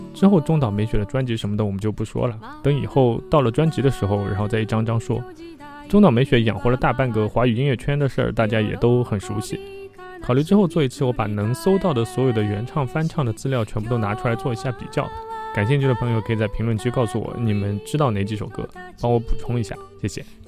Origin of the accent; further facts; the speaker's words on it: China; 我们中国人